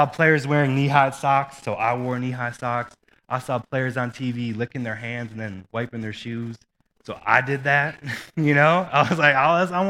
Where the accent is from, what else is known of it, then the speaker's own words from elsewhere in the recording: Mesa, Arizona, United States; now in Boise, United States; Growing up in Phoenix, Mesa, Arizona, the Phoenix area